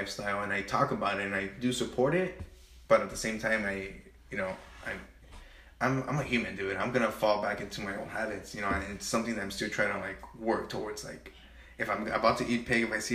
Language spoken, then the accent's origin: English; Cudahy, California, United States; also born or lived in Pasadena / Highland Park / Huntington Park; I've grown up in Cudahy for the last, like, 20 years